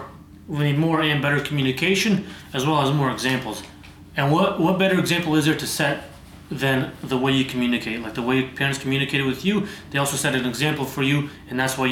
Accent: Serbia; moved away; I'm a kid from Serbia.

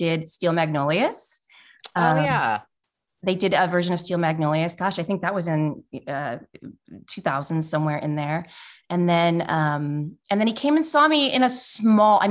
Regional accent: Nebraska, United States; moved away as an adult; also born or lived in Los Angeles; now in Oregon, United States; I grew up in Nebraska.

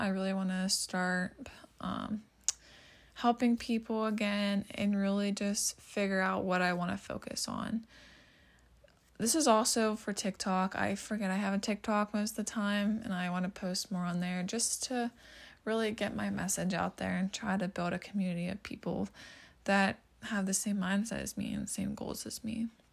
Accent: Pennsylvania, United States; I'm from Pennsylvania

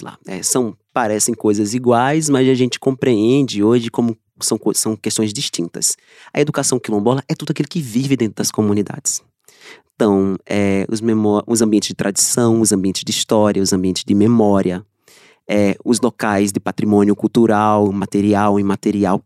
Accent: Trigueiros, Pernambuco, Brazil; eu sou de Trigueiros

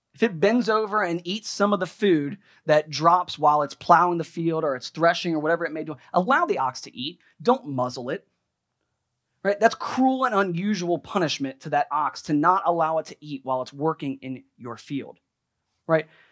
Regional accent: United States

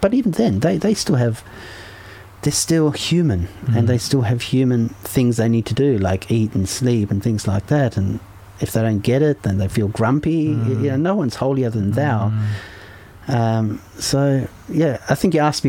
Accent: Germany; moved away; I come from Germany, so I was born in Germany

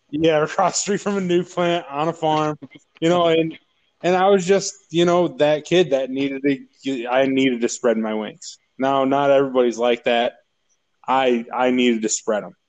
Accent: Braidwood, Illinois, United States; moved away as an adult; now in Missouri, United States; I grew up in Braidwood all my life.

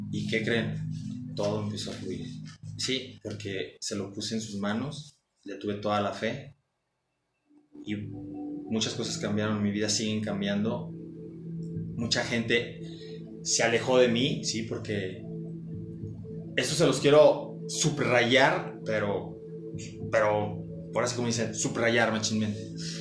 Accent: Mexico City, Mexico; somos chilangos

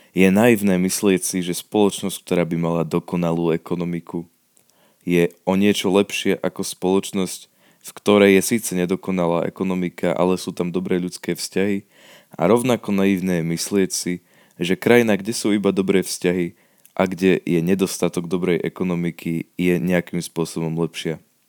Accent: Slovakia; u nás v Československu

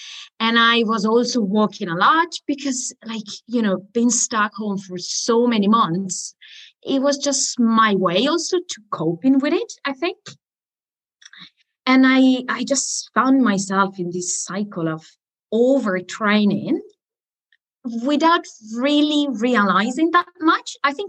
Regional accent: Italy; accent: Italian; English is a second language; now in Spain; especially when I get angry, I think it's when my Italian accent comes out, which is, I think, is quite normal for a foreigner

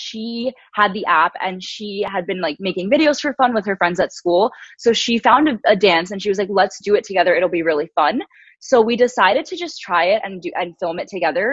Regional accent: New York, United States; growing up in New York, as I mentioned, it's really diverse

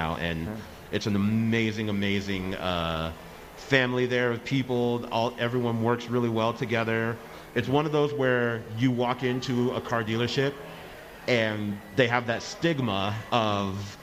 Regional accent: Las Vegas, Nevada, United States; being born and raised in Vegas

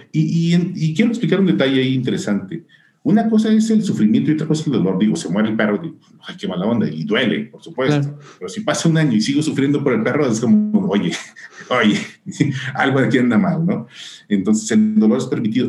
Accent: Tepic, Nayarit, Mexico; moved away as an adult; now in Guadalajara, Mexico; yo soy de Nayarit, yo, yo nací en Tepic, Nayarit

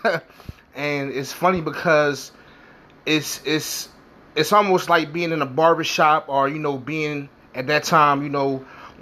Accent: Philadelphia, Pennsylvania, United States; I'm from North Philadelphia, born and raised

